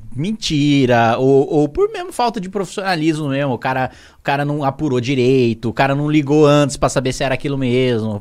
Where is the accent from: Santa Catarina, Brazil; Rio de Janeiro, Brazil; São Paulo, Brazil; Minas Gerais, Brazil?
São Paulo, Brazil; Indaiatuba; also born or lived in Salto, São Paulo; eu nasci em Salto, interior de São Paulo, cidadezinha lá de Conheço. 100 mil habitantes. Linda. Fui criado em Indaiatuba, ali logo do lado